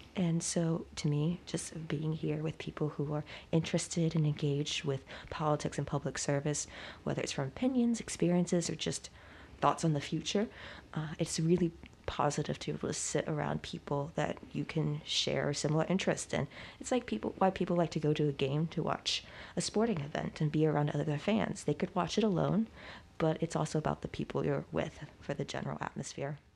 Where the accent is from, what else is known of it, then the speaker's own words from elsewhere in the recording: West Virginia, United States; I am originally from West Virginia